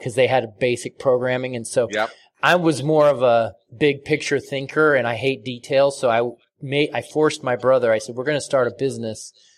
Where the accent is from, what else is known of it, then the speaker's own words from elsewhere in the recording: Portland, Oregon, United States; I'm from Portland, Oregon